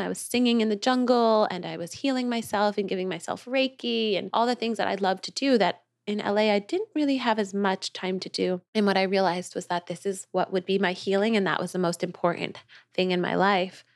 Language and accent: English; New York, United States; moved away as an adult; also born or lived in Los Angeles; now in Nosara, Costa Rica; I'm from New York, too.